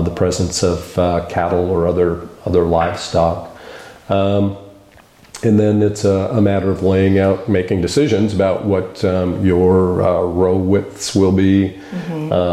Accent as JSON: {"language": "English", "town": "Eugene", "region": "Oregon", "country": "United States", "also_born_or_lived": "Washington", "moved": "yes", "said": "We're both from the Eugene area"}